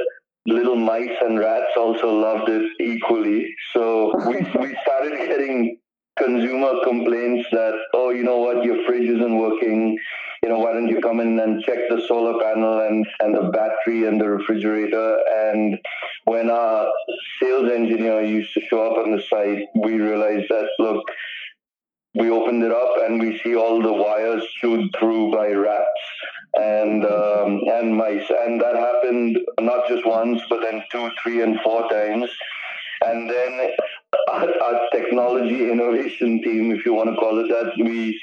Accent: Mumbai, Maharashtra, India; also born or lived in St. Paul, Minnesota, United States / New York City, United States; I'm a Bombay boy. I was born in Bombay, and I went to school here as well, right up to high school.

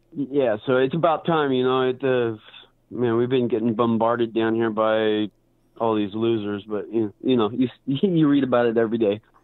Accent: Portland, Oregon, United States; I'm from Portland, Oregon

